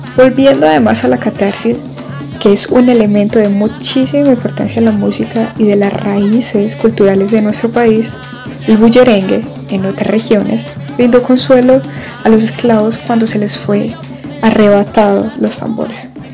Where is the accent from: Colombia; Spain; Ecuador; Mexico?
Colombia